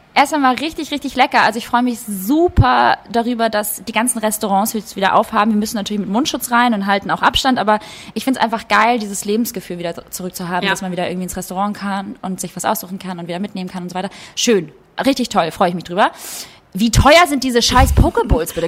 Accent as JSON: {"language": "German", "country": "Kosovo", "tie": "born or raised there", "moved": "yes", "said": "ich bin gebürtige Kosovo-Albanerin"}